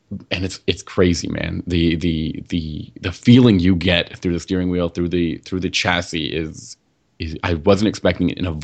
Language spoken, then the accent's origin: English; Canada; I'm still here in Toronto, and you're over there in Quebec, and you know, we're still Canadian